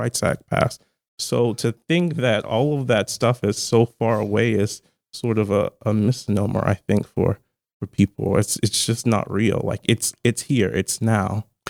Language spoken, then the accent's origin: English; Charleston, South Carolina, United States; moved away as an adult; now in Baltimore, United States; I'm from Charleston, South Carolina originally